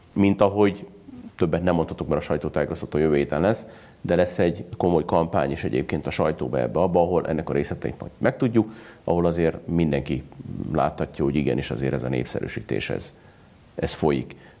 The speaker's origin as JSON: {"language": "Hungarian", "country": "Hungary"}